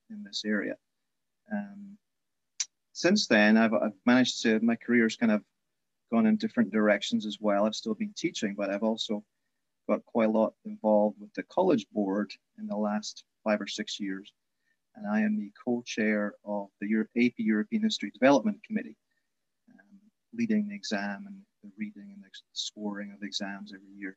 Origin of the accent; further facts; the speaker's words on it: Scotland, United Kingdom; moved away as an adult; now in United States; I was born in Scotland and graduated from the University of Edinburgh. My formative years when I was a young teen was during the Thatcher years